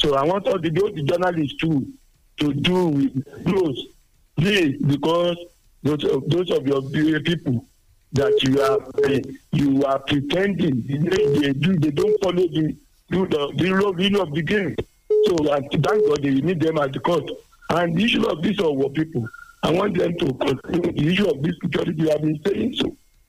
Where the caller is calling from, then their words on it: Nigeria; I'm calling from Miracle in Nedomore.